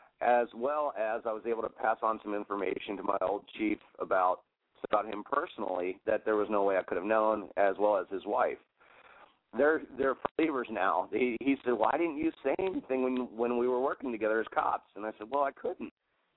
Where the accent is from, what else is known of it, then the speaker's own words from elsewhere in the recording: Elizabeth, New Jersey, United States; born there; I was born in Elizabeth, at St. Barnabas, St. Louis Hospital.